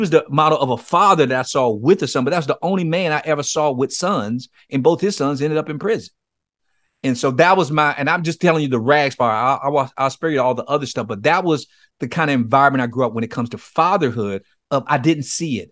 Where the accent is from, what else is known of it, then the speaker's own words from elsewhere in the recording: Miami, Florida, United States; I grew up in Miami, Florida, in a place called Liberty City.